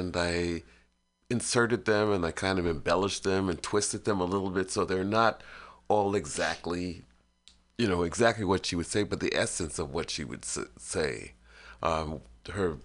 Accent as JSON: {"language": "English", "town": "New York City", "region": "New York", "country": "United States", "tie": "born or raised there", "said": "I grew up in Brooklyn, late 50s, 60s"}